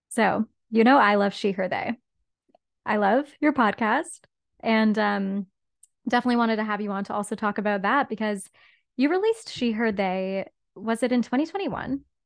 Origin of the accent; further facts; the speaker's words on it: Whitby, Ontario, Canada; now in Toronto, Canada; grew up in Whitby, Ontario